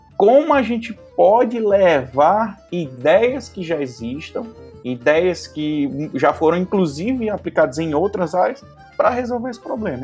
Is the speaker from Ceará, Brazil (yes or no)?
yes; Crato, Ceará, Brazil; also born or lived in Fortaleza / Lavras da Mangabeira; E com dois anos eu fui para o Crato, Cratinho de Açúcar